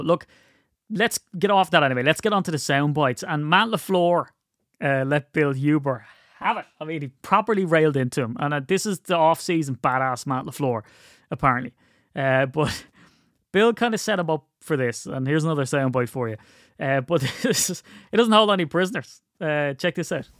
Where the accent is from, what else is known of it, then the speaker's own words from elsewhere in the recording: Wicklow, Leinster, Ireland; where I grew up in Wicklow